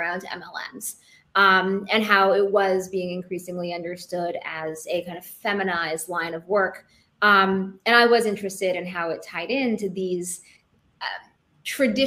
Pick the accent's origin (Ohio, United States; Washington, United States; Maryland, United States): Washington, United States; Seattle; now in New York City, United States; I grew up in Seattle, which is a really progressive place